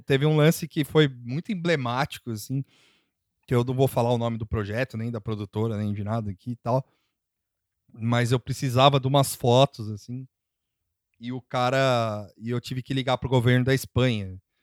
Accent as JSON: {"language": "Portuguese", "country": "Brazil", "said": "eu sou brasileiro"}